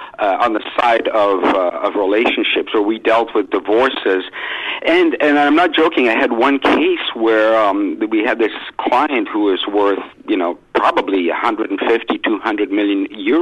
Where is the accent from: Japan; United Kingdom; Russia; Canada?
United Kingdom; England; accent: northern; Well, it used to be a British accent, then I tried to fit in and messed it up, but I'm from England myself.